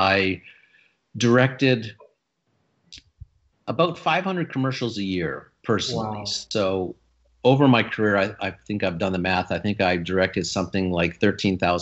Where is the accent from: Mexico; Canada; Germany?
Canada; Sudbury, Ontario; also born or lived in Toronto; I was raised in Sudbury, Ontario.